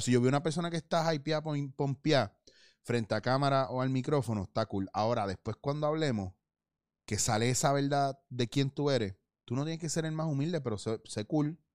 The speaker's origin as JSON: {"language": "Spanish", "country": "Puerto Rico", "moved": "yes", "said": "yo como puertorriqueño"}